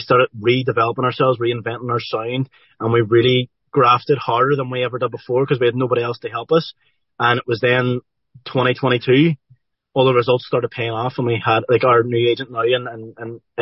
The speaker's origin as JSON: {"language": "English", "town": "Derry", "region": "Northern Ireland", "country": "United Kingdom", "tie": "born or raised there", "said": "growing up in Derry here"}